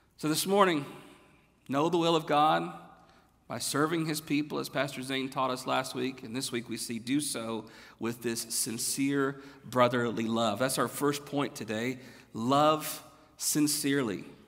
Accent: the South, United States; moved away as an adult; now in Texas, United States; I'm from the South

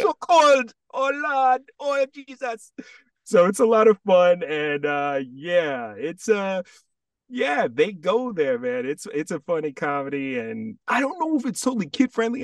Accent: Jamaica; being Jamaican, and I also have Cuban in my family

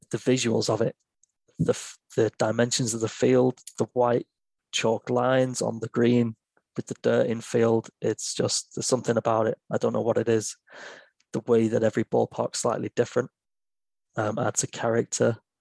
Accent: England, United Kingdom; I'm an English guy

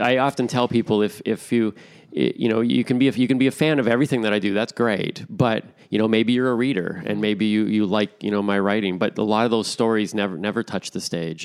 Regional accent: Toronto, Ontario, Canada; moved away as an adult; now in Stirling, Canada; born and raised in Toronto

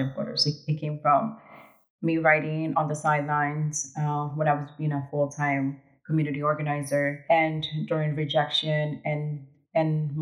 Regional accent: New York City, New York, United States; also born or lived in Ecuador; I'm also from New York City

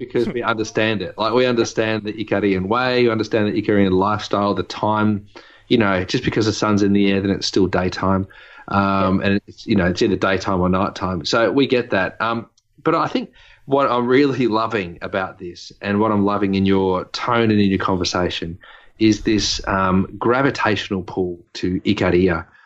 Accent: Dandenong, Victoria, Australia; I grew up in um, Dandenong.

